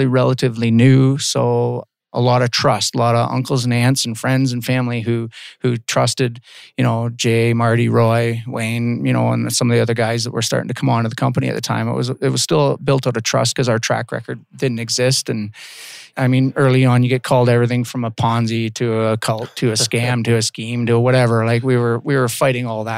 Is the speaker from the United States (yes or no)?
no; Walkerton, Ontario, Canada; moved away as an adult; also born or lived in Guelph, Ontario; I'm from Walkerton, Ontario